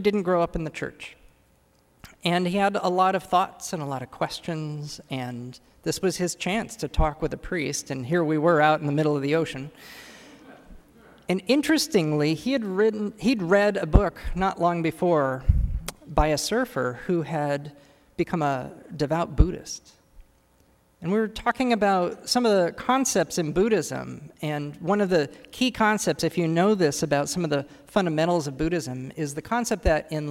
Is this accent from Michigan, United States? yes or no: no; California, United States; moved away as an adult; now in Washington, D.C., United States; as a Californian who's new here, just moved here